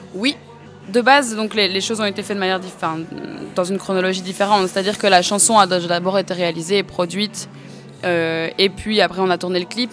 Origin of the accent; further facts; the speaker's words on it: Namur, Wallonia, Belgium; moved away as an adult; now in Brussels, Belgium; je suis belge, j'habite à Bruxelles depuis 5-6 euh, ans, je crois, mais de base, je viens de Namur